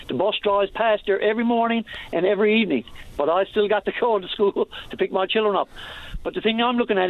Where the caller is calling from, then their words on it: Torbay, Newfoundland and Labrador, Canada; I'm calling from Torbay